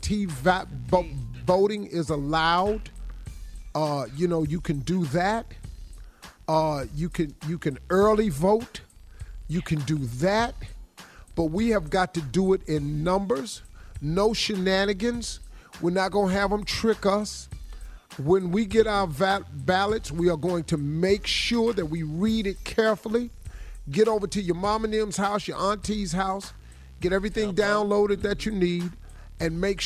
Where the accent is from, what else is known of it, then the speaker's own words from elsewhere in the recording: Cleveland, Ohio, United States; I'm from Cleveland